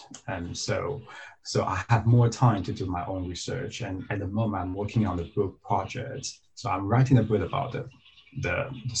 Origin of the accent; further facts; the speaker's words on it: Taiwan; moved away; I'm originally from the Diocese of Taiwan